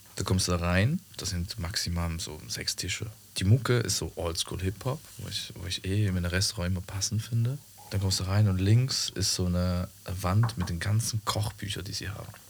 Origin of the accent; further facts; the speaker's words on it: Switzerland; Das ist da, wo ich herkomme in der Schweiz.